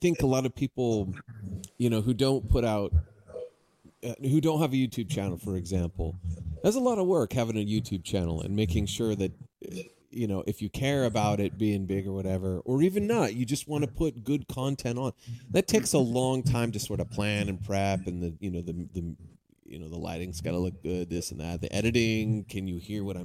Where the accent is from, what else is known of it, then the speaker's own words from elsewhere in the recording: San Diego, California, United States; moved away as an adult; also born or lived in Arizona; now in Vancouver, Washington, United States; I grew up in San Diego area, so that's kind of where I hail from